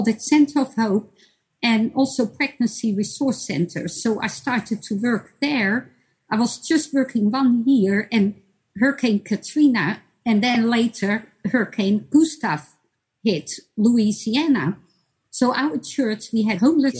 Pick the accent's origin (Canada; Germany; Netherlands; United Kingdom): Netherlands; moved away as an adult; also born or lived in Bosnia and Herzegovina; now in United States; when we moved from Bosnia to the Netherlands